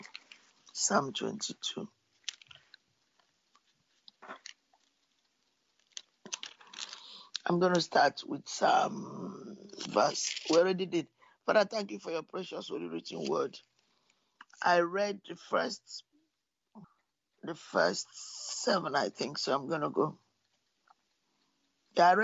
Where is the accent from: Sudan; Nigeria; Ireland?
Nigeria; I was born in Nigeria